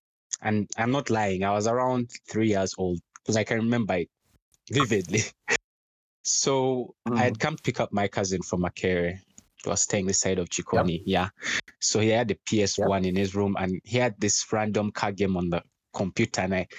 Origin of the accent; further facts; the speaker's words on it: Kampala, Central Region, Uganda; I was studying from Nakasero Primary School.